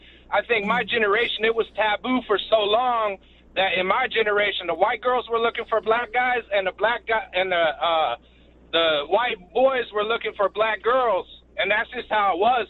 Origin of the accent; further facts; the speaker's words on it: West Coast, United States; moved away; I'm originally from the West Coast, so we mix a little bit more over there. I know on the East Coast, you guys are a little bit more separate. But the thing is that my generation, I graduated in 90, I'm 48.